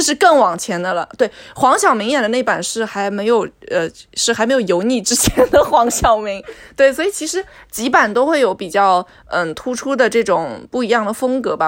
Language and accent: Chinese; Jiangsu, China; 我们两个人是从江苏来的